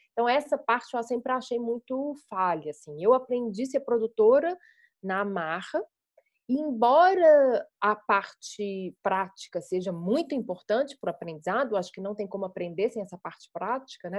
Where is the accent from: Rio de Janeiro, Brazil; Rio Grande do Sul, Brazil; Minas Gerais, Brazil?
Minas Gerais, Brazil; Belo Horizonte; eu sou mineira de Belo Horizonte, né, e construí a minha carreira em cinema aqui